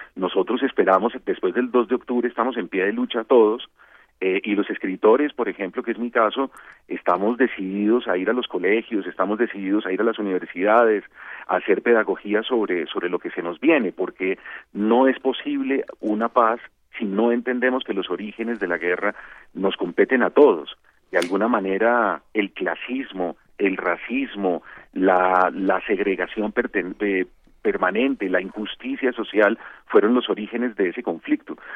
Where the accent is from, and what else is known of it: Colombia